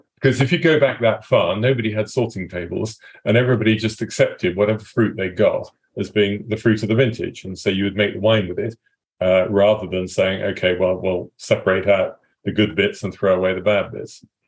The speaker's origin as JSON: {"language": "English", "region": "England", "country": "United Kingdom", "said": "I am English"}